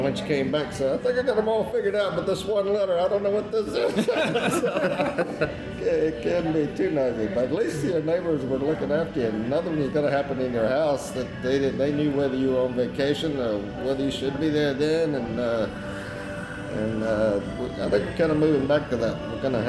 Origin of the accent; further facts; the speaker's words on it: Decatur, Georgia, United States; moved away; When I was a kid in Decatur, I grew up in Decatur before I moved away for quite a while, but came back